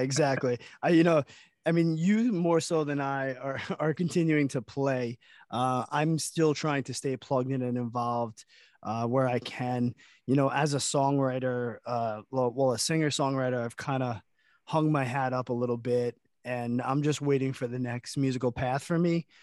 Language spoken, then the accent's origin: English; Long Island, New York, United States; We're from Long Island